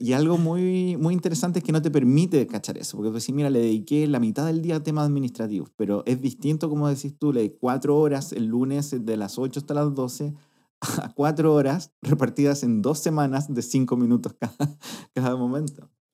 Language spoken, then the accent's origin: Spanish; Talca, Maule, Chile; soy de Talca